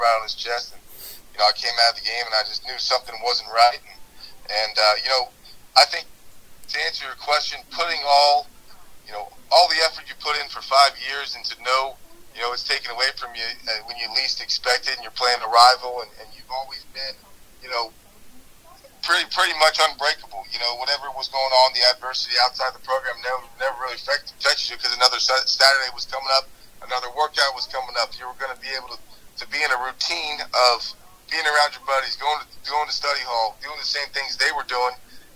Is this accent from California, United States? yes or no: no; Virginia, United States; I was from Virginia